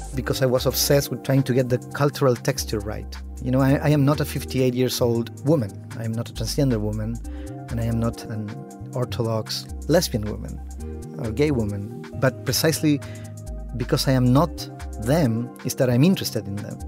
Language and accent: English; Chile; first language Spanish; English is a second language; also born or lived in Argentina; I grew up in Chile